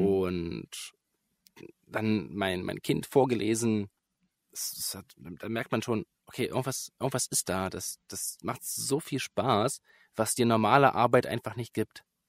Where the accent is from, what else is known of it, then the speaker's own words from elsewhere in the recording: Börde district, Saxony-Anhalt, Germany; ich komme aus Sachsen-Anhalt, aus, mhm. äh, speziell aus dem Landkreis Börde.